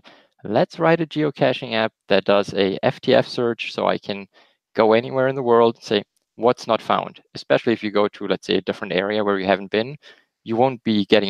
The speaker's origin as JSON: {"language": "English", "country": "Germany", "also_born_or_lived": "Alabama, United States", "accent": "German", "second_language": "English", "moved": "as an adult", "lives_now": "Michigan, United States", "said": "Originally, we're from Germany, as you might hear in my slight accent, which is hard to hide."}